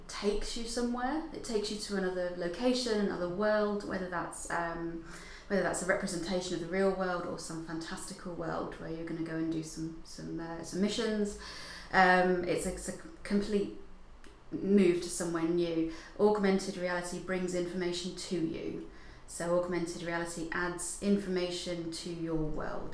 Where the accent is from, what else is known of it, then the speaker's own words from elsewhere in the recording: Hertfordshire, East of England, United Kingdom; moved away as an adult; also born or lived in Dundee; I'm originally from Hertfordshire.